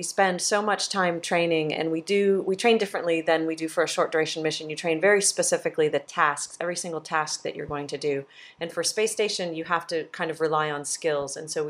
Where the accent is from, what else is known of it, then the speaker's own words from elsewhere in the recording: California, United States; I'm from California.